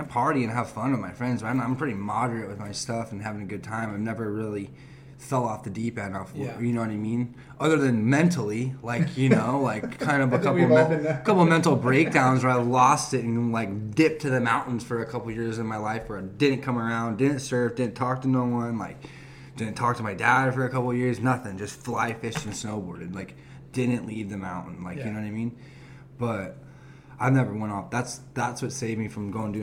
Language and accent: English; Huntington Beach, California, United States; also born or lived in Murrieta / Canyon Lake; I dealt with so many different mix of different kids growing up in Huntington Beach